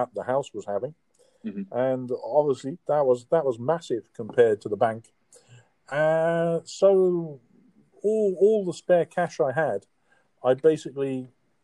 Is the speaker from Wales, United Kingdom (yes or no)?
yes; Caldicot, Wales, United Kingdom; moved away; also born or lived in Essex / Bristol; No, I grew up in South Wales, a place called Caldicot. But unfortunately, I was born in Essex